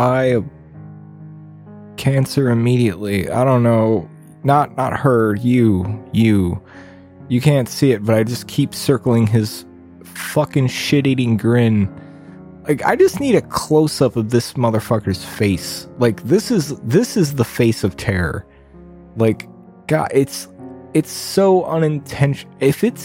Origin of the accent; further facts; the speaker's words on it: Ohio, United States; my home state of Ohio